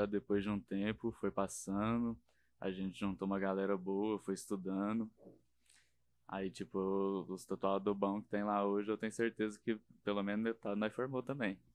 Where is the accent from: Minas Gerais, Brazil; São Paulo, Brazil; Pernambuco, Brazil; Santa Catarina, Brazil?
Minas Gerais, Brazil; interior of; moved away; eu não era da capital, eu era mais do interior, né?